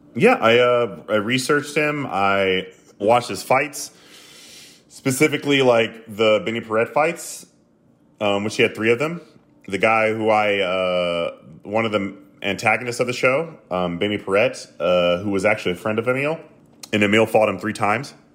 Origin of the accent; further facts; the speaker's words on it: the South, United States; I grew up in the South